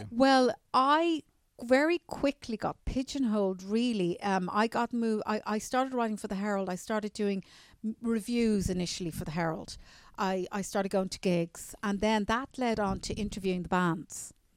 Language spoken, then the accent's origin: English; Newcastle, Leinster, Ireland; I'm from a little village outside Dublin, around twelve miles out, called Newcastle